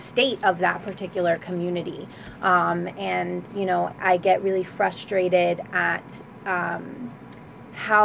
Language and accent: English; Trenton, New Jersey, United States; I grew up in Wilbur section on Garfield Avenue